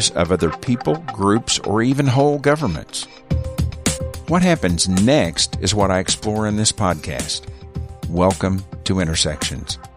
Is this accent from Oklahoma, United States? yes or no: yes; Broken Arrow, Oklahoma, United States; So I grew up in Broken Arrow, Oklahoma. Mm-hmm. Uh, only child, adopted